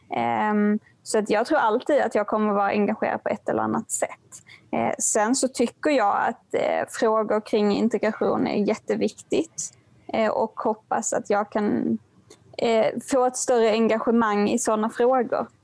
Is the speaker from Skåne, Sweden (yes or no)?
yes; Helsingborg, Skåne, Sweden; min hemstad Helsingborg